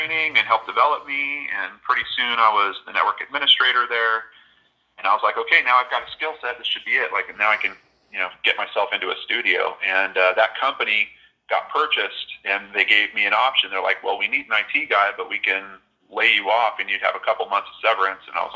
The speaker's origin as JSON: {"language": "English", "region": "Southern California", "country": "United States", "tie": "born or raised there", "said": "growing up in Southern California"}